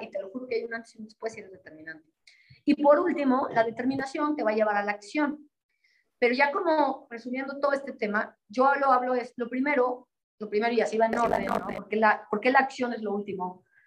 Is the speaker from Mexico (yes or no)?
yes; Mexico; como decimos en México